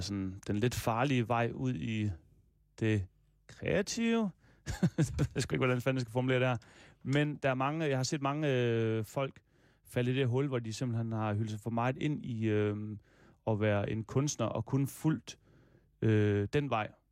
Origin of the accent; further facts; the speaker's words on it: Denmark; also born or lived in Aarhus; jeg er fra Danmark